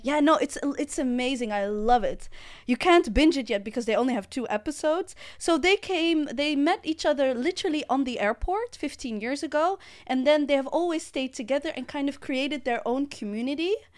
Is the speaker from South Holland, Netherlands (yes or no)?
yes; The Hague, South Holland, Netherlands; I'm from The Hague